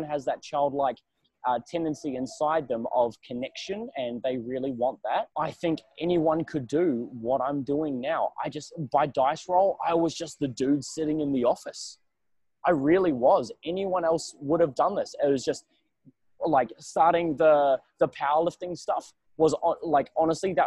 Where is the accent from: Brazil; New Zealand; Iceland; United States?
New Zealand; now in Australia; I'm a New Zealander